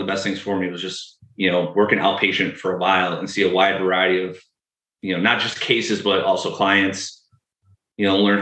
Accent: Western New York, United States; moved away as an adult; now in Seattle, United States; I grew up in Western New York, moved out to Seattle after I graduated

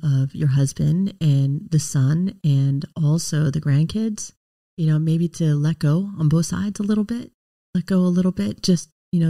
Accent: Pennsylvania, United States; I grew up in Pennsylvania

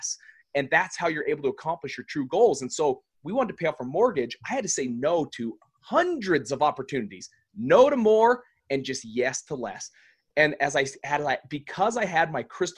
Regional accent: Salt Lake City, Utah, United States; We're in Salt Lake City here in my hometown

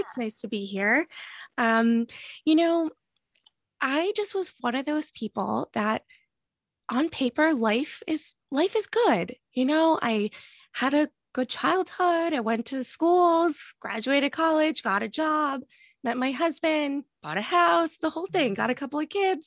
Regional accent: New Jersey, United States; moved away as an adult; also born or lived in Boston; we moved from Boston to New Jersey, where I'm from

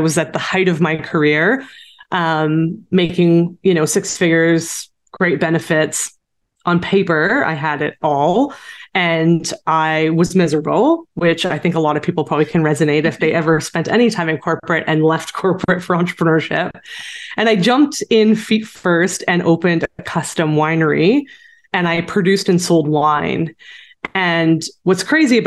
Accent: Canada; also born or lived in Saskatchewan; I am a Canadian entrepreneur

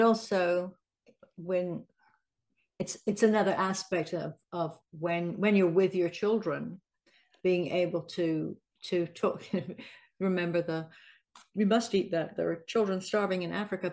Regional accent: England, United Kingdom; I'm English

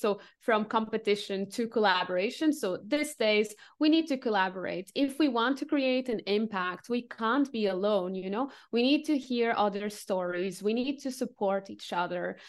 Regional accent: Lisbon, Portugal; also born or lived in Asia / France / United Kingdom / Cambodia; now in Dresden, Germany; I'm originally from Portugal, from Lisbon

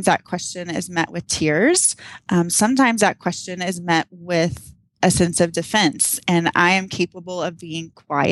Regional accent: Texas, United States; now in Arizona, United States; I'm from Texas

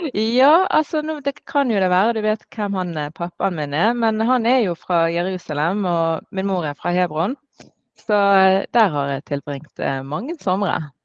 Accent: Norway; Jeg er født og oppvokst i Norge med sterke palestinske røtter

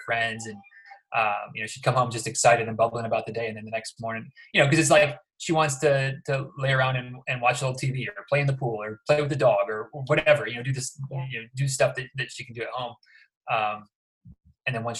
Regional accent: Michigan, United States; moved away as an adult; now in Florida, United States; I'm from Michigan originally

